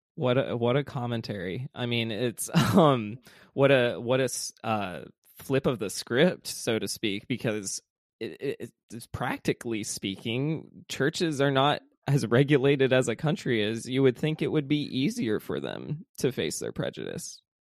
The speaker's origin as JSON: {"language": "English", "region": "the South", "country": "United States", "tie": "born or raised there", "said": "growing up in the South"}